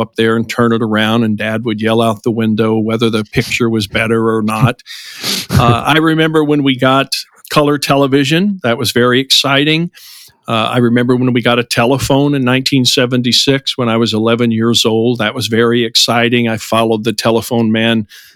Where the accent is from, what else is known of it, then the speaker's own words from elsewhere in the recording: southern Missouri, United States; I was born in southern Missouri, about an hour and a half south of St. Louis in the mid-1960s